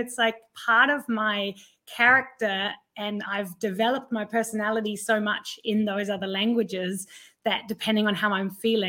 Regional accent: Thailand; also born or lived in 12 countries; I was born in Thailand and raised as an expat kid, and I've been living in 12 countries and I speak 5 different languages.

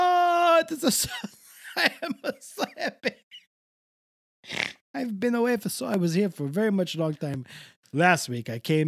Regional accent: Canada; Call it the cold past, which is what I would call it, honestly, because I am a Canadian.

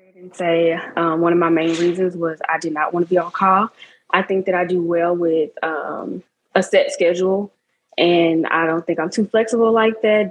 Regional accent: Memphis, Tennessee, United States; I'm also from Memphis, Tennessee

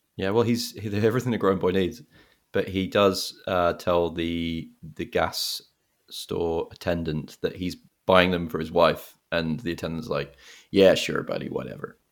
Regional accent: England, United Kingdom; now in United States; I grew up in England

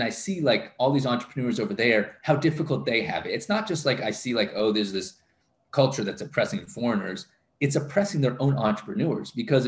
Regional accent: DR Congo; Growing up in Congo. I love Congo. I love the Congolese

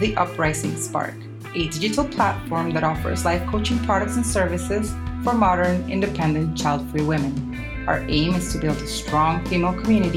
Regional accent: Colombia; I'm Colombian

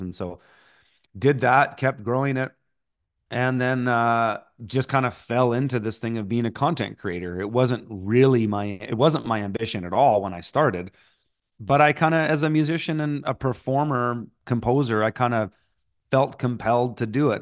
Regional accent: Canada; also born or lived in Montreal; being a Canadian tree planter slash musician

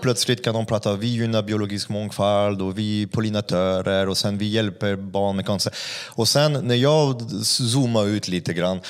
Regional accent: France; Swedish is a second language; now in Sweden; jag är inte svensk så det vore ju, det vore ju otacksam, otacksam fransk jävel som kommer till Sverige

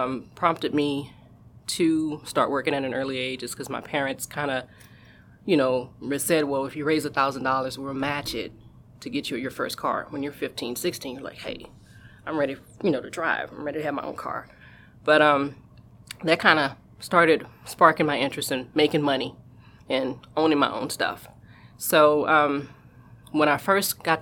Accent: New Orleans, Louisiana, United States; moved away as an adult; now in California, United States; I'm originally from New Orleans, Louisiana, so I wound up moving here

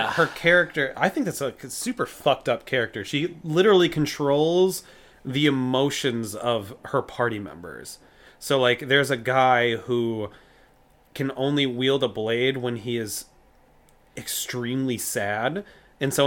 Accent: United States; I'm an American

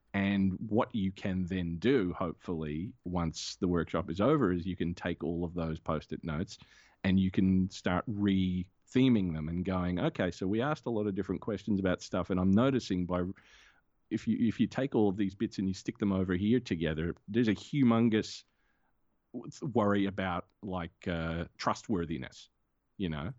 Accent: Australia; I'm an Australian

